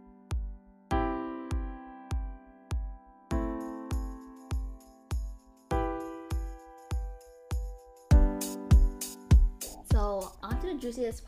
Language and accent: English; United States; I'm from the U.S.